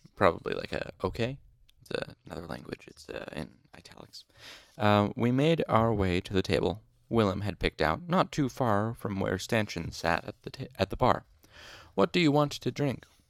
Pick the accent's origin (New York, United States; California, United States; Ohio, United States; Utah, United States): Utah, United States; I'm, I'm from Utah